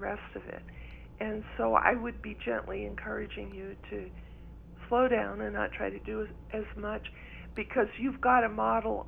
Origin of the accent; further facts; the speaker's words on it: East Coast, United States; also born or lived in Ireland (ancestry); now in New Mexico, United States; because I grew up in the East Coast.